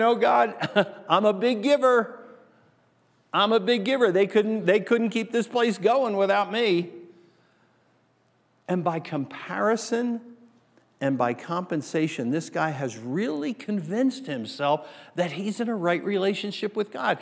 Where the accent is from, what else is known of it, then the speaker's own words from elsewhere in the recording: New Jersey, United States; moved away; also born or lived in Asbury Park; If you grew up where I grew up, back on the East Coast in New Jersey